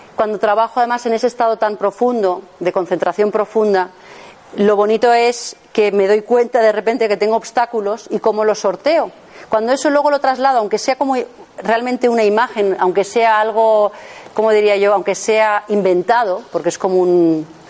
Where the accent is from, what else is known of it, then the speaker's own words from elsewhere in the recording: Madrid, Community of Madrid, Spain; yo soy de Madrid, trabajo en Madrid